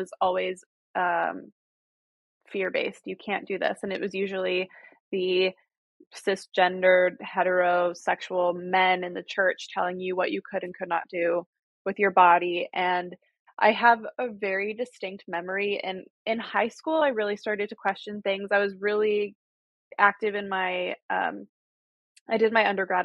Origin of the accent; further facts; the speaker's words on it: Utah, United States; moved away as an adult; also born or lived in New York; I grew up Mormon in Utah.